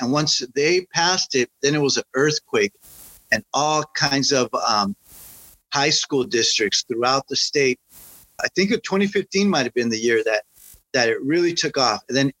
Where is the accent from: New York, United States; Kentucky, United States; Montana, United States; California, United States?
California, United States; Santa Monica; my hometown, Santa Monica.